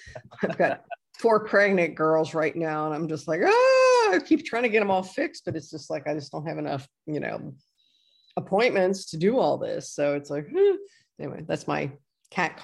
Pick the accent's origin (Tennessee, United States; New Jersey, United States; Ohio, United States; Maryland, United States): Ohio, United States; Batavia; moved away; my hometown of Batavia, Ohio